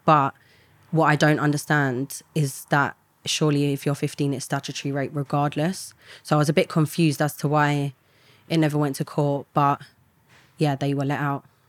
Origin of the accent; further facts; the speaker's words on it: London, United Kingdom; I grew up in an estate in London